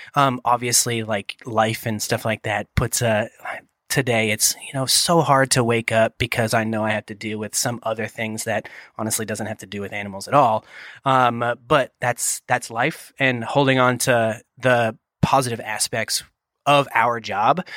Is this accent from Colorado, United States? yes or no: no; Boston, Massachusetts, United States; moved away; I'm from New England originally, the greater Boston area